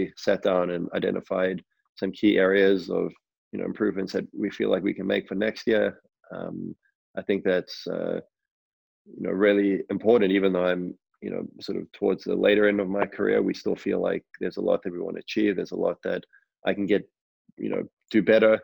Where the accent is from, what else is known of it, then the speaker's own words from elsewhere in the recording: Johannesburg, Gauteng, South Africa; I grew up in Johannesburg